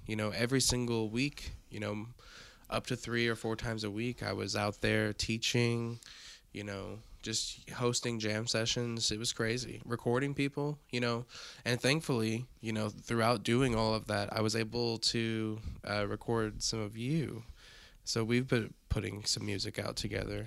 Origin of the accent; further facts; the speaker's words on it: Evansville, Indiana, United States; from the booming metropolis of Evansville, Indiana